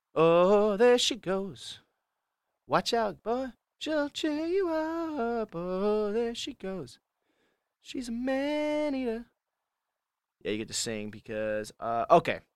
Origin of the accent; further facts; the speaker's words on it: California, United States; I'm from California